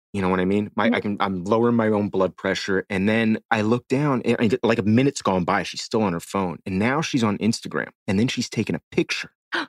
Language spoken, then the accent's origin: English; Miami, Florida, United States; I grew up in Miami.